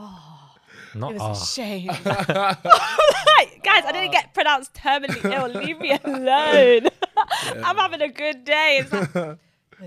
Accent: London, United Kingdom; I grew up in Southeast London.

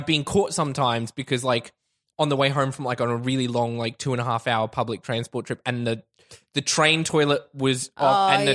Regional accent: Logan, Queensland, Australia; I'm from Logan

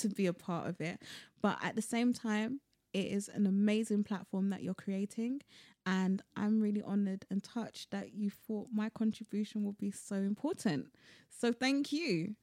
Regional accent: London, United Kingdom; I was born and bred in London

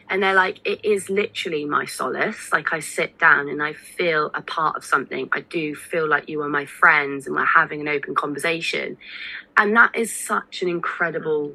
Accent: Somerset, South West England, United Kingdom; I grew up in Somerset

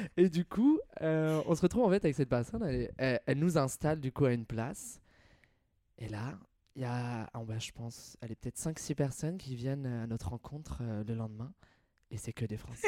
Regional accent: Nevers, Bourgogne-Franche-Comté, France; moved away as an adult; also born or lived in Lyon / Paris / Australia; J'ai grandi à Nevers, en Bourgogne. j'ai passé 21 ans, de ma, 21 ans de ma vie là-bas.

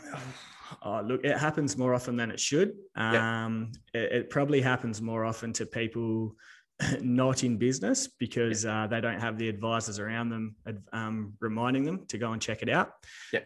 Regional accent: Telfer, Western Australia, Australia; also born or lived in Darwin / Northam; I was born in Darwin. Me uh, my old man moved around a bit. Um, grew up in Telfer, which is um, basically in the middle of the sandy desert.

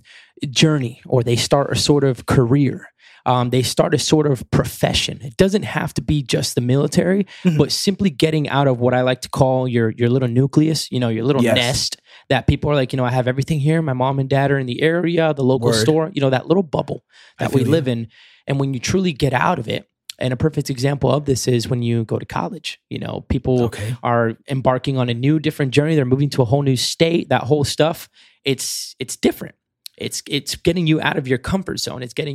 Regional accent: Kissimmee, Florida, United States; moved away; also born or lived in Mayagüez, Puerto Rico; Started out here in Kissimmee, Florida

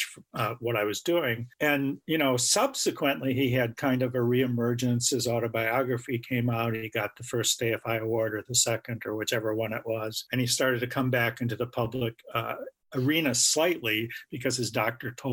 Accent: Madison, Wisconsin, United States; I'm from Madison, Wisconsin

